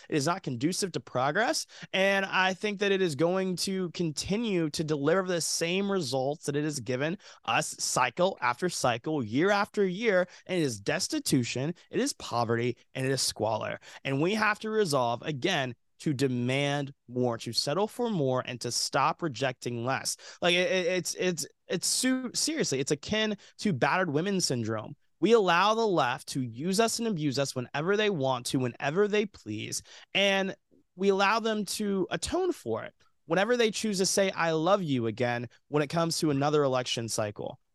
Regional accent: Georgia, United States; moved away as an adult; also born or lived in Alabama; now in Los Angeles, United States; I grew up in the South. I grew up in Georgia, moved to Alabama for college

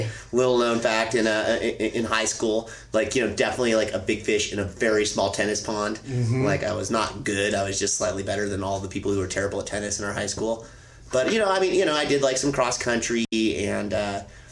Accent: Tollhouse, California, United States; I was born and raised in Toll House

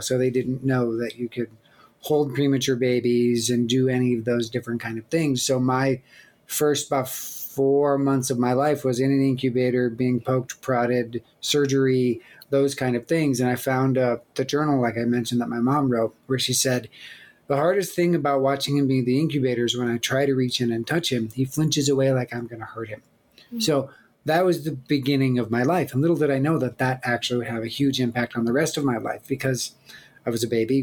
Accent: Black Hills, South Dakota, United States; I grew up in the Black Hills of South Dakota with my with my parents and with my sister.

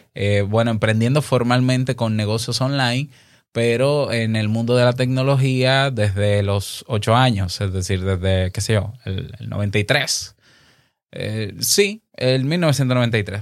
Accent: Dominican Republic; aquí en mi país, República Dominicana

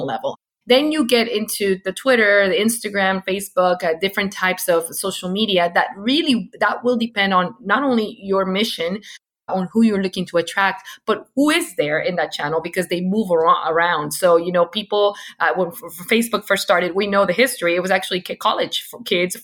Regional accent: Venezuela; English is a second language; moved away; I came from Venezuela

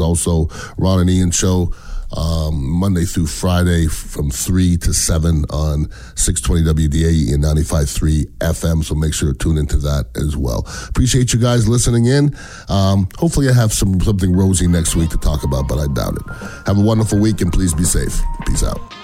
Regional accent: Canada; now in United States; I'm from Canada. Um, I'm an American citizen

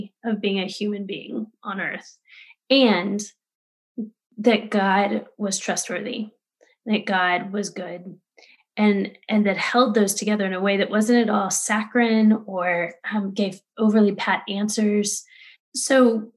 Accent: Texas, United States; I grew up Southern Baptist in Texas

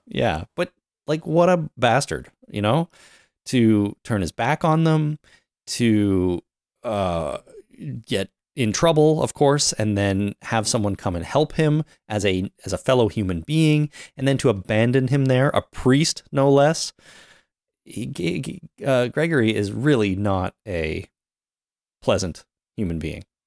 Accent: Canada; I'm Canadian

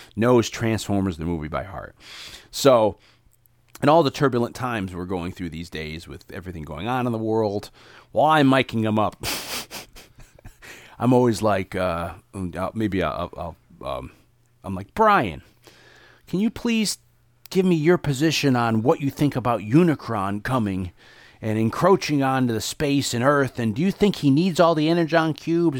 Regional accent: New Haven, Connecticut, United States; also born or lived in Hamden, Connecticut; I grew up in New Haven and in the suburb of Hamden, Connecticut

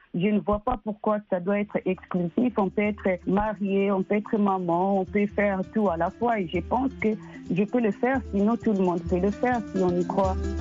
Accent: DR Congo; now in United States; Je suis née et grandie au Congo

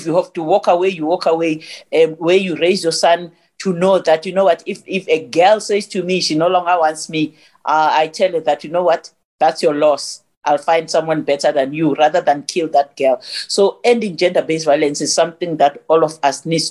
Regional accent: Johannesburg, Gauteng, South Africa; I was born in Alexander. You know Alexander Township? I'm from Alexander

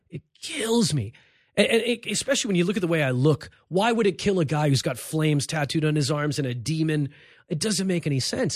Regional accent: Los Angeles, California, United States; also born or lived in Cairo, Egypt; grew up in East L A in a very Mexican neighborhood

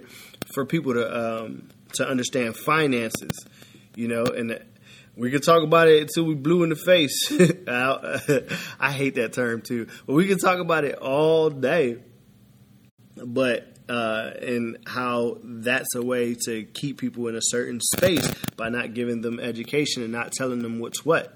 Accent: Philadelphia, Pennsylvania, United States; moved away; I'm from Philly

